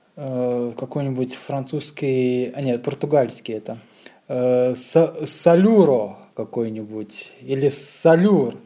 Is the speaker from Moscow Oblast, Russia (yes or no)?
yes; Ramenskoye, Moscow Oblast, Russia; moved away as an adult; now in Warsaw, Poland; Я родился в малюсеньком подмосковном городочке. Есть такое в Подмосковье, недалеко от Москвы. Раменская, так называется, это ну, ну, городочек. И рос, и учился в Подмосковье